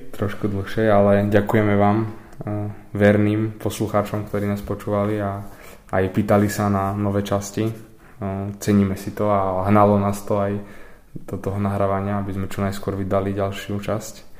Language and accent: Slovak; Poprad, Prešov Region, Slovakia; mám 18 rokov, som z Popradu